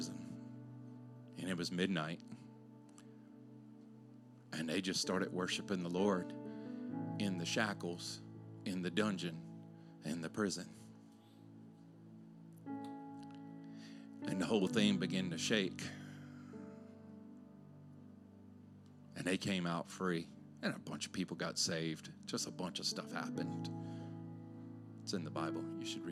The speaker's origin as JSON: {"language": "English", "region": "Louisiana", "country": "United States", "tie": "born or raised there", "said": "I grew up in Louisiana"}